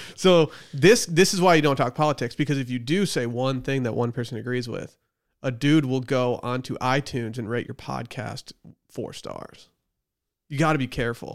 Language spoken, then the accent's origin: English; Northern Michigan, United States; now in Austin, United States; it's in my hometown in Michigan